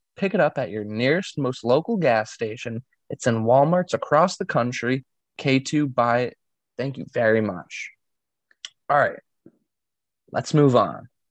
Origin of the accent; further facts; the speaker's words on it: New England, United States; myself growing up in New England